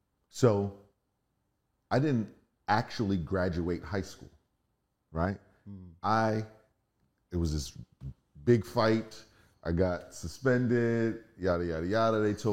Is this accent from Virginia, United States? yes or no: no; Philadelphia, Pennsylvania, United States; moved away as an adult; I'm from Philly. We are living the normal inner city life